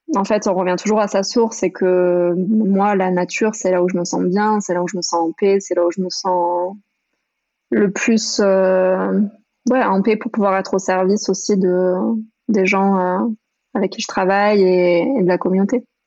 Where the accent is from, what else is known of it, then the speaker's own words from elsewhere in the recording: France; moved away as an adult; grandi jusqu'à mes 18 ans dans les Pyrénées